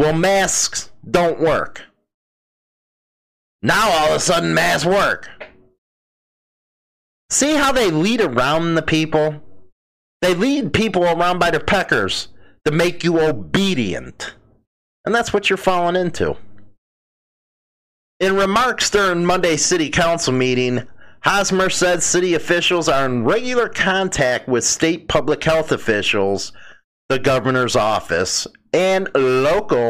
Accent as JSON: {"language": "English", "region": "Midwest", "country": "United States", "said": "I'm from the Midwest, so we think a lot different than those on the East Coast."}